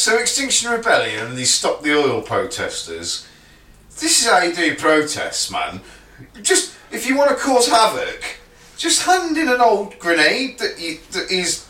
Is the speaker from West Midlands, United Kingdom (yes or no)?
yes; Telford, West Midlands, United Kingdom; we're all from Telford